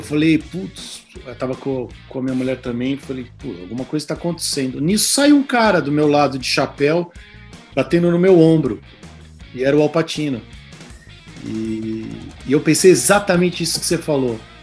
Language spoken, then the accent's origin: Portuguese; Brazil; sou brasileiro, sou ator